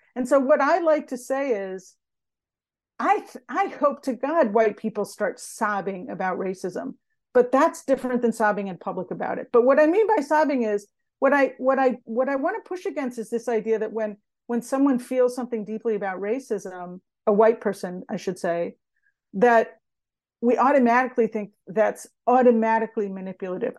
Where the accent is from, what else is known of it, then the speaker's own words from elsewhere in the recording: United States; growing up in America and in the U S